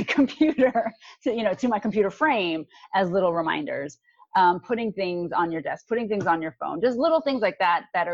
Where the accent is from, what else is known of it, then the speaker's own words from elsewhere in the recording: New York, United States; I am from New York